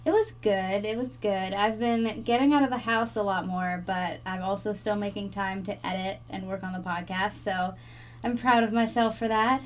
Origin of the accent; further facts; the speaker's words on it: the South, United States; we are from the South